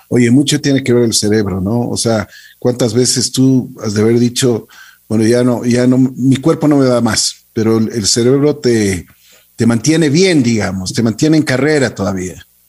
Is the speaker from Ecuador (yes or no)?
yes; Ecuador; nos sentimos como ecuatorianos orgullosos